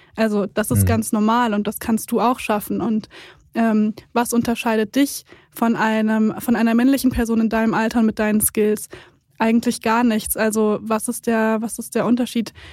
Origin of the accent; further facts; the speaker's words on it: Siegen, North Rhine-Westphalia, Germany; Und ich bin in Siegen aufgewachsen, da gibt es viele Industrieunternehmen.